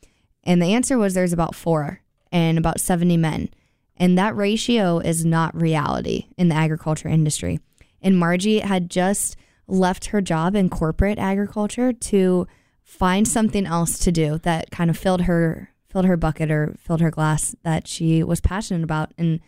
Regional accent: Iowa, United States; Yeah, I come from Iowa, so the East Coast.

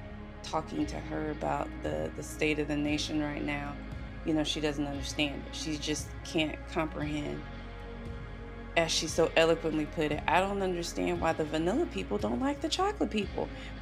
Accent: South Carolina, United States; I love my home state. I really do. I love my home state, but the isms are definitely, and not just racism, the isms are definitely in South Carolina

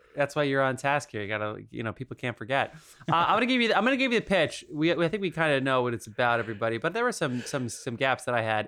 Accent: New Jersey, United States; born or raised there

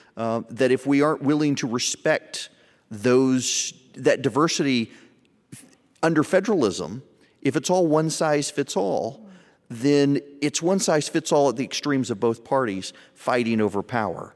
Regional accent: the South, United States; I'm from the South

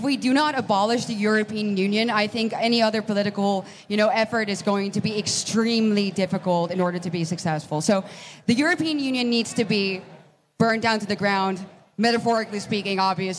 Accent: Netherlands

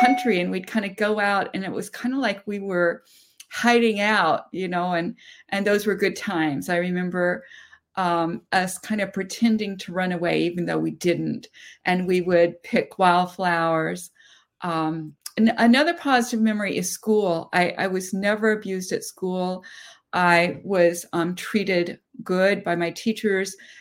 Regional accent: Seattle, Washington, United States; I was born in Seattle, Washington, not far from where I live now

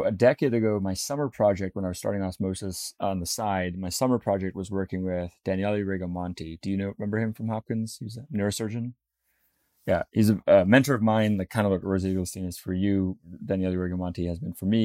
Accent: Namibia; I was born in Namibia.

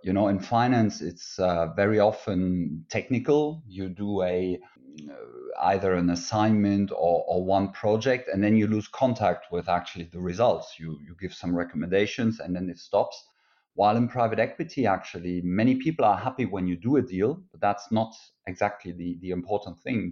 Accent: Luxembourg; moved away as an adult; also born or lived in France / Germany (origin); German origin, but I grew up in Luxembourg, and I am, uh, Luxembourger since my eighteenth birthday

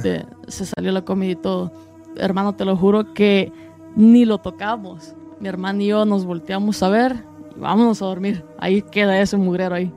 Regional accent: El Salvador; now in United States; soy salvadoreño

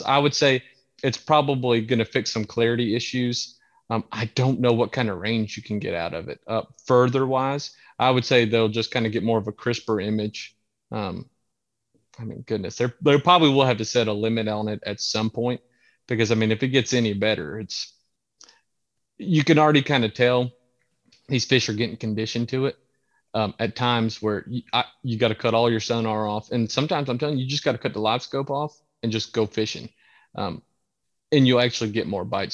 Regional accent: Santee Cooper, South Carolina, United States; I grew up on Santee Cooper.

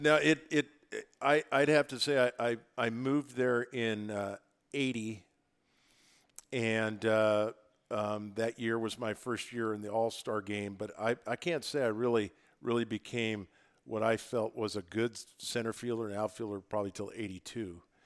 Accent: Oregon, United States; I'm from Oregon, but in a small town in the middle of Oregon

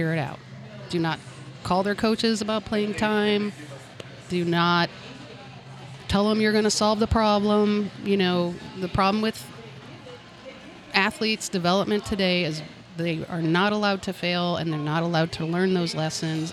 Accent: St. Louis, Missouri, United States; I grew up in North County

